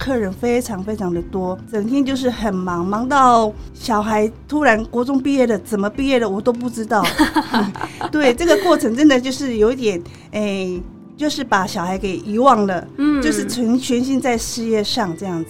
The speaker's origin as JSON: {"language": "Chinese", "town": "Chiayi", "region": "Chiayi City", "country": "Taiwan", "said": "对，我是嘉义人，"}